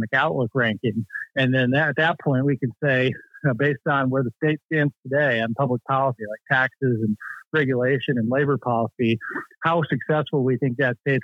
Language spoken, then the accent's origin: English; Michigan, United States; now in Virginia, United States; Michigan's my home state originally before moving to Virginia in the D.C. area